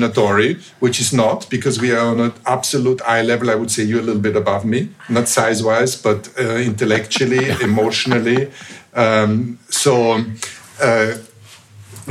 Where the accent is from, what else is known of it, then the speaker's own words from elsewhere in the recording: Vienna, Austria; moved away; where I was raised in Vienna is a relatively small town